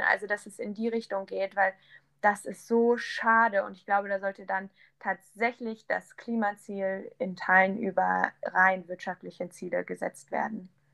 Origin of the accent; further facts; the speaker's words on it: Braunschweig, Lower Saxony, Germany; bei uns in Braunschweig